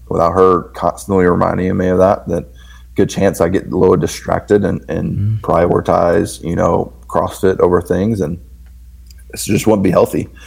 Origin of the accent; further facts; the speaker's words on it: the South, Southern United States, United States; I'm in the South, so I grew up in the Bible Belt